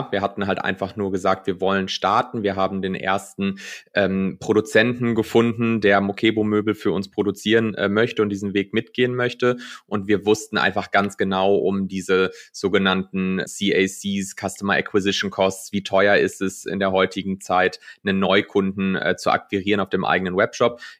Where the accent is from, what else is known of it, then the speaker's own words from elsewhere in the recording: North Rhine-Westphalia, Germany; bin dann zurück in, in die Heimat gegangen, ähm, aufgewachsen im Ruhrgebiet und dann mich für NRW entschieden.